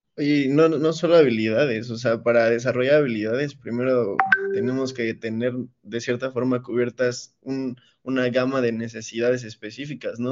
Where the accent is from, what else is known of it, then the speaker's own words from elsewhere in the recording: Mexico; nosotros como mexicanos